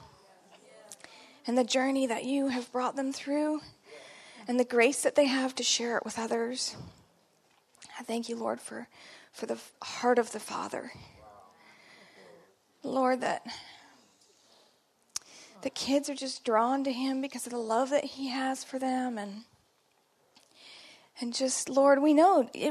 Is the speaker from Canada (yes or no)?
yes; Canada; accent: Canadian; my Canadian accent